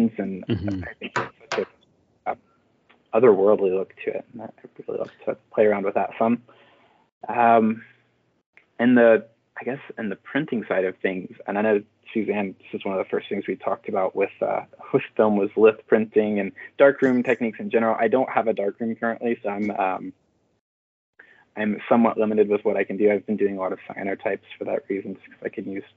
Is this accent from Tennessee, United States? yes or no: yes; Nashville, Tennessee, United States; moved away as an adult; now in Colorado, United States; I'm originally from Tennessee. I moved from Nashville to Colorado a couple years ago.